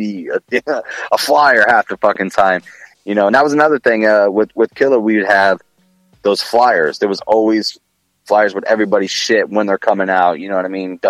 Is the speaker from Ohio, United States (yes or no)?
yes; Columbus, Ohio, United States; I'm from Columbus